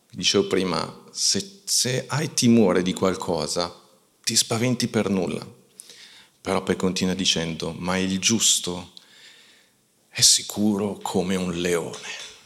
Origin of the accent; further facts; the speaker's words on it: Italy; noi siamo cresciuti in Italia